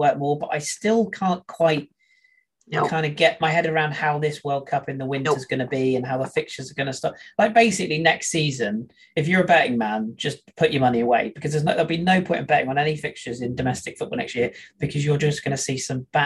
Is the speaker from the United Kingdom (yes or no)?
yes; England, United Kingdom; being an Englishman myself